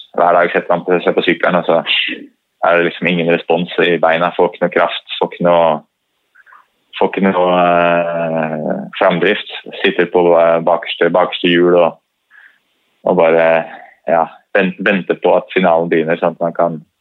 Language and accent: Norwegian; Norway; man har jo ski litt i blodet som nordmann